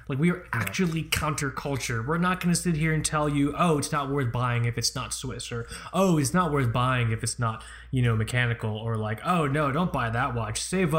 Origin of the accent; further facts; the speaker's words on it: Florida, United States; born there; The thing is, I was born in Florida.